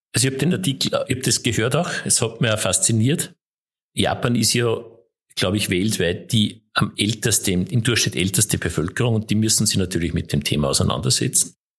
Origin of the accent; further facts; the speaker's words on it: Mühlviertel, Upper Austria, Austria; Ich, ich komme aus dem Müllviertel ursprünglich auch noch